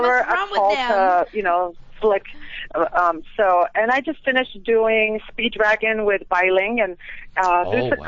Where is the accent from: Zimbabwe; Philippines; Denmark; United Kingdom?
Philippines; moved away as an adult; now in Las Vegas, United States; I came here from the Philippines